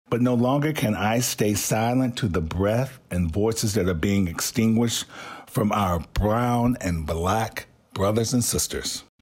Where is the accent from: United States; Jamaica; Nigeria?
United States; the South; I am from the South, yet I'm a man who struggles to breathe.